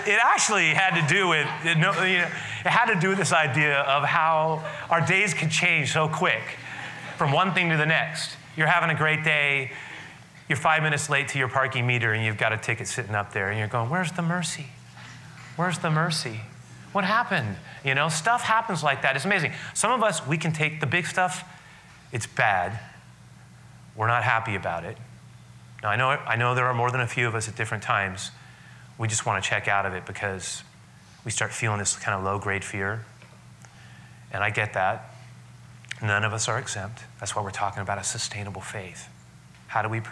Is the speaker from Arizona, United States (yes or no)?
no; San Francisco, California, United States; I grew up on the west side of the city. I grew up on the Sunset, the far outer Sunset, 47th Avenue, Great Highway